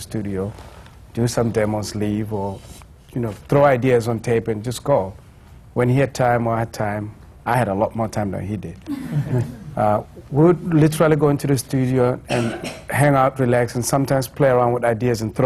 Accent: South Africa; as a South African artist

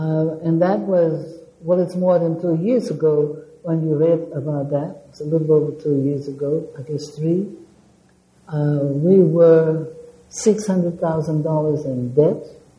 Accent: Chicago, Illinois, United States; born there; moved away; I was born in Chicago, but I don't know anything about it. I have been here since 1950

